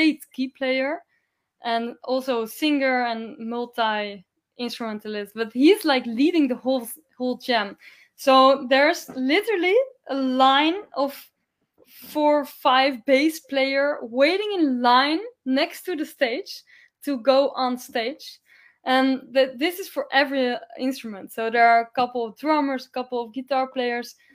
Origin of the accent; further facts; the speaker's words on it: Amsterdam, North Holland, Netherlands; I am coming from Amsterdam